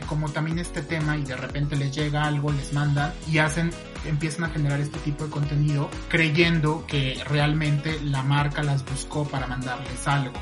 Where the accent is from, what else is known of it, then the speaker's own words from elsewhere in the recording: Mexico; como mexicanos